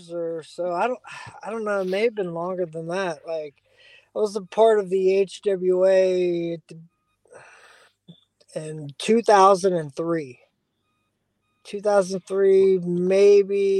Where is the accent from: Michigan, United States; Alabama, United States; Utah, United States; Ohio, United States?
Ohio, United States; Dayton; I'm from Dayton, Ohio, which is only 45 minutes from Cincinnati